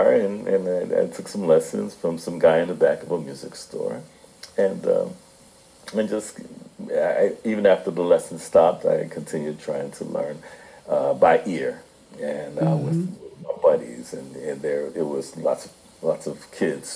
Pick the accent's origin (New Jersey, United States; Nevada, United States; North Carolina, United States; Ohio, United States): New Jersey, United States; Newark; I grew up in Newark, New Jersey